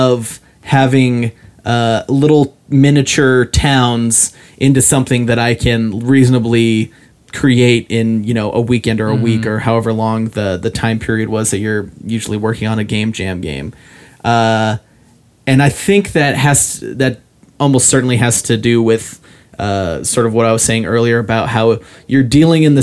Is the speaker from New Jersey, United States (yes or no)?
no; Ogden, Utah, United States; in my hometown there's a dog food factory